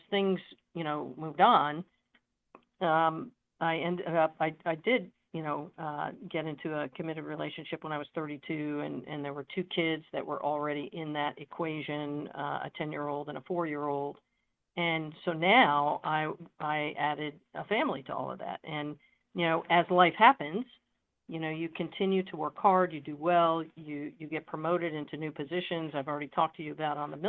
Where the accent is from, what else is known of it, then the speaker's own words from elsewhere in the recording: New Jersey, United States; moved away as an adult; I grew up in New Jersey